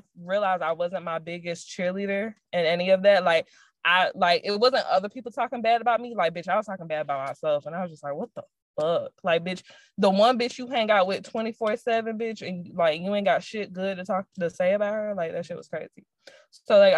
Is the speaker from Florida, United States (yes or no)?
yes; Jacksonville, Florida, United States; I never wanted to come back to fucking Jacksonville and stay good. Like, it just wasn't in my plan. Nothing against my hometown